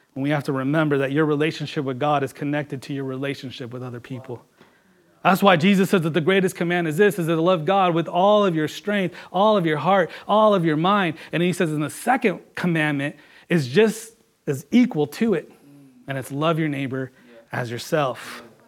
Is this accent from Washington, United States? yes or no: yes; Washington, United States; also born or lived in California; growing up here, coming from California. I remember coming into Washington